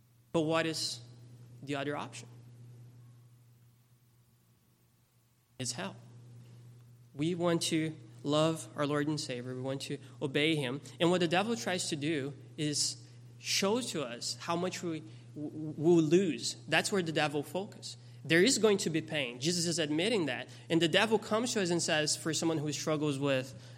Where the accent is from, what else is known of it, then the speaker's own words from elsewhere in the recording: Brazil; moved away; I grew up in Brazil.